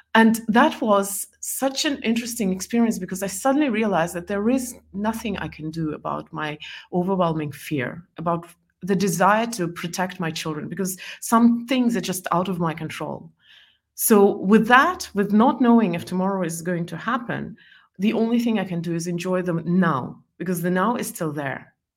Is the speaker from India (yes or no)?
no; Estonia; first language Estonian and Russian; English is a second language; moved away as an adult; also born or lived in Belarus / Scotland / New York; I lived in Estonia most of my life